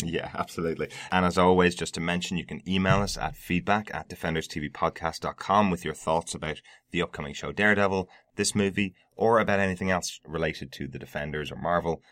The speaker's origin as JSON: {"language": "English", "country": "Ireland", "said": "i am an Irishman"}